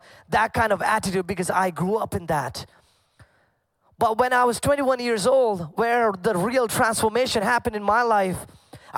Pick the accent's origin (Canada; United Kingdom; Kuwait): Kuwait; moved away; I grew up in Kuwait, and growing up, I grew up in a Pentecostal family